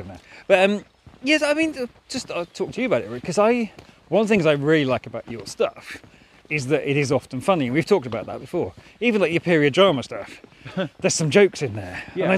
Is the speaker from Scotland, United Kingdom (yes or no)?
no; North West England, United Kingdom; And I say that as a Northern character, because I'm originally from Lancashire.